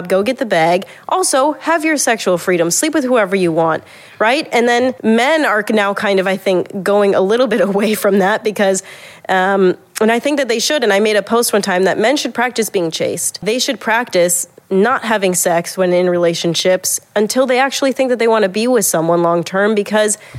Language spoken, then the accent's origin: English; the Midwest of the United States, United States; moved away as an adult; also born or lived in California; I grew up in the Midwest of the United States